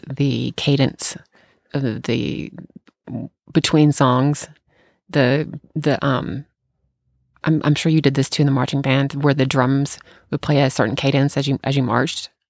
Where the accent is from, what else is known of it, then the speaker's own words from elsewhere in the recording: Bartlett, United States; moved away; back in my hometown